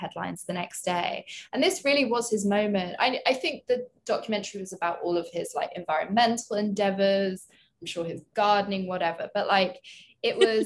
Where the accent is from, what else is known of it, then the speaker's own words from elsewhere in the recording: London, United Kingdom; moved away as an adult; now in New York, United States; I'm British. So I obviously grew up with some of like these trends